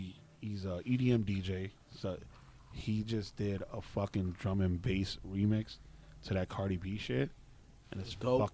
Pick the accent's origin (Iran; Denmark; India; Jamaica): Jamaica; being Jamaican